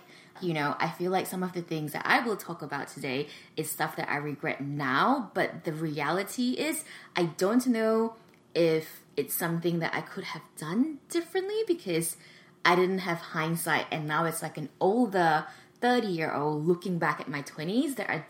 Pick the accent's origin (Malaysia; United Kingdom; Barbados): Malaysia; moved away as an adult; now in Sydney, Australia; So I went to the University of Sydney. I moved from Malaysia to Sydney specifically for that reason.